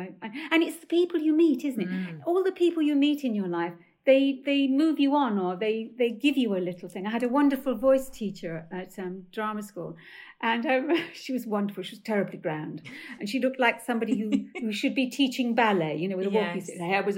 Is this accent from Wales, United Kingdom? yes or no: no; Stepney, London, United Kingdom; accent: Cockney; So I come from Stepney, right, with a very, very high Cockney accent. I used to talk like that.